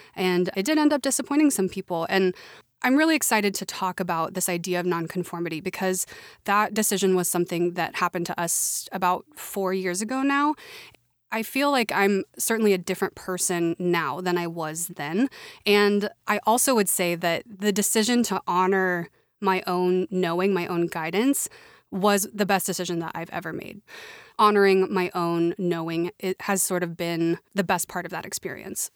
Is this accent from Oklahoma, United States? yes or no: yes; Oklahoma City, Oklahoma, United States; moved away as an adult; I grew up in Oklahoma City, or a suburb, rather, of Oklahoma City.